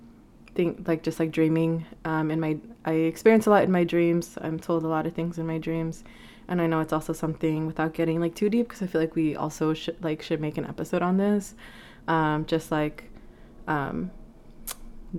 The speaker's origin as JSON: {"language": "English", "town": "Vancouver", "region": "British Columbia", "country": "Canada", "moved": "yes", "said": "I'm from Vancouver, and it's just weird to just think that, like, I am where I am, and I'm living here when I never imagined myself, like, here."}